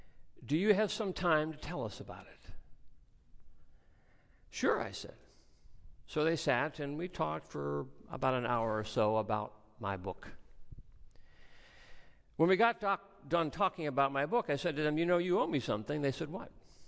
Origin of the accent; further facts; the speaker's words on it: Oklahoma, United States; We're from Oklahoma.